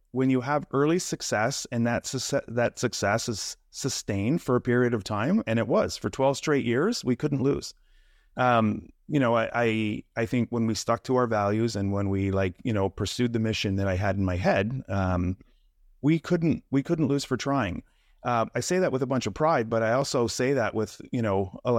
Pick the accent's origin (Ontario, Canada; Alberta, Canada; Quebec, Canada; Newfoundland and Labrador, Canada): Quebec, Canada; now in Toronto, Canada; I live in the Toronto area right now, but I grew up in the Quebec area in Canada. Here, really small little town.